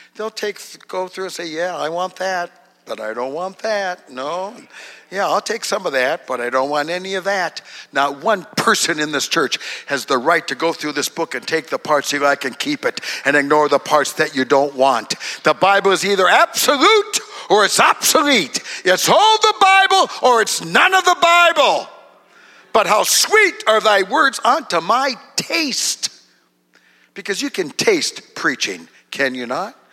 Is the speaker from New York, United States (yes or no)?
no; Duluth, Minnesota, United States; I was born in Duluth, Minnesota